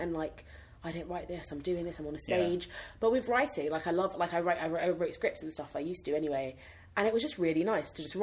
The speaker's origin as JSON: {"language": "English", "region": "London", "country": "United Kingdom", "tie": "born or raised there", "also_born_or_lived": "Hackney Wick, London / Camden, London", "said": "all the girls I grew up with in South London"}